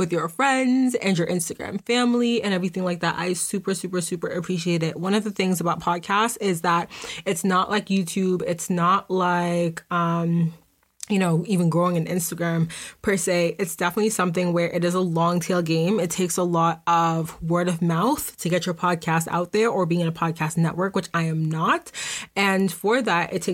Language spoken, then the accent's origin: English; Boston, Massachusetts, United States; I'm from Boston